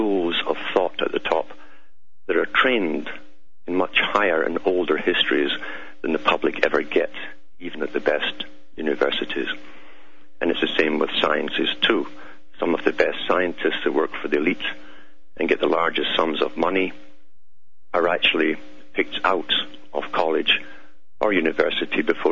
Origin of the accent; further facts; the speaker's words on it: Scotland, United Kingdom; If you're wondering about my accent, it's because I'm from Scotland, born and bred there, and raised there.